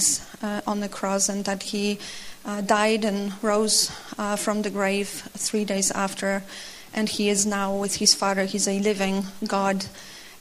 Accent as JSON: {"language": "English", "town": "Opole", "region": "Opole Voivodeship", "country": "Poland", "said": "I'm from Opole, Poland. I work there in an American company."}